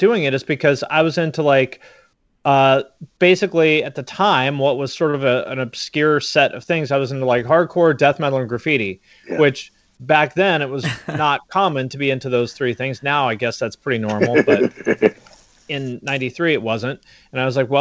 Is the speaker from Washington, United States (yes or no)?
yes; Seattle, Washington, United States; I'm from Seattle